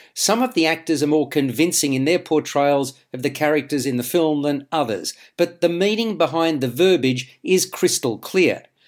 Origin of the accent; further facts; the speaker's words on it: Australia; As an Australian